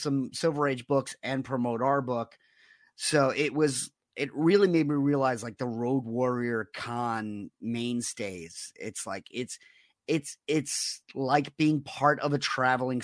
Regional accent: New York City, New York, United States; as a kid, I grew up in Rockaway Beach

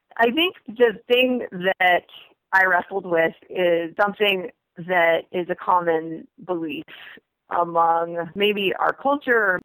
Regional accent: United States; I'm an American because I grew up here from when I was two years old

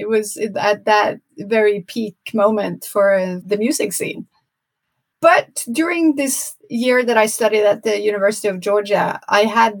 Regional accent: Norway; English is a second language; moved away as an adult; now in New York City, United States; I was born in Norway and I chose to go live in New York City.

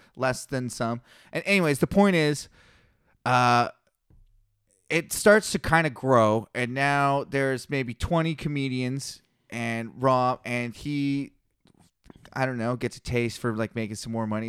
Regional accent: Kelowna, British Columbia, Canada; I started here in Kelowna, my hometown, born and raised, local legend

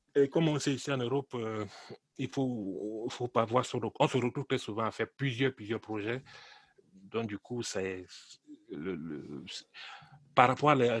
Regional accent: Cameroon; je suis né au Cameroun. Je suis d'origine camerounaise

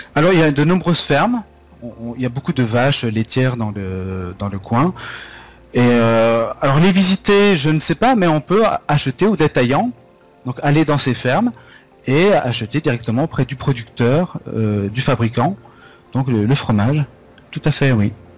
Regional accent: Vosges, Lorraine, Grand Est, France; moved away; also born or lived in Nancy / Strasbourg / Paris / Toulon; ma région natale, donc euh, mon département, c'est les Vosges

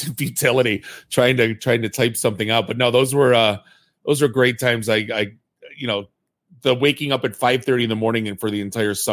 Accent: Warren, Michigan, United States; I grew up in Warren

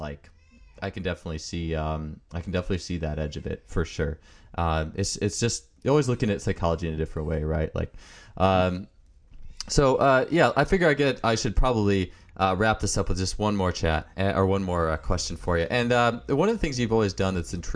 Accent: Wisconsin, United States; I'm from Wisconsin

